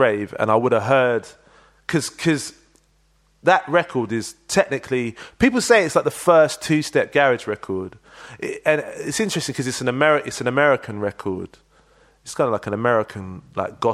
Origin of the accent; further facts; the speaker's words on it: London, United Kingdom; moved away; also born or lived in Manchester; I grew up in Leytonstone. I was born in Whips Cross Hospital